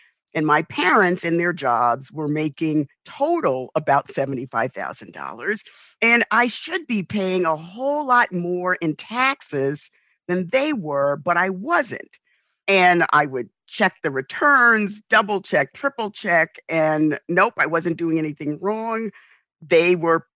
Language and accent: English; New York, United States; I grew up in the South Bronx.